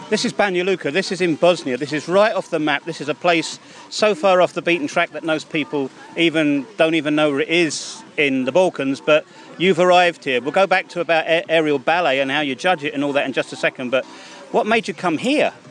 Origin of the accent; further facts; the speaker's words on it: Milton Keynes, South East England, United Kingdom; I'm from Milton Keynes